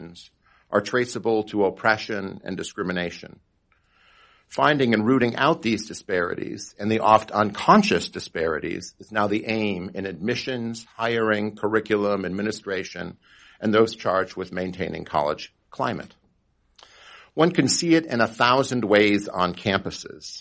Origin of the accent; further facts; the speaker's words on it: Wisconsin, United States; in my home state of Wisconsin